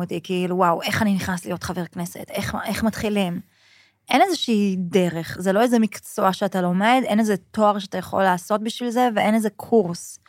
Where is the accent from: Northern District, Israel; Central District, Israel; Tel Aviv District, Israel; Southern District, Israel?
Central District, Israel; Kfar Saba; also born or lived in Canada / Sydney, Australia; גדלתי בכפר סבא, אבא שלי צבר, אמא שלי מרוקאית